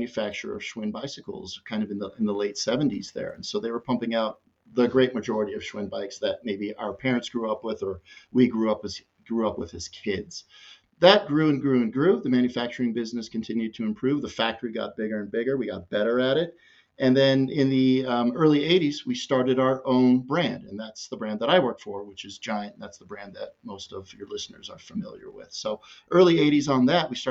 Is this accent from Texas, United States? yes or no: no; Southern California, United States; moved away; also born or lived in Utah; I grew up in Southern California